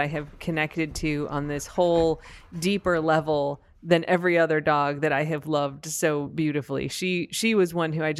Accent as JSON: {"language": "English", "country": "United States", "said": "an American"}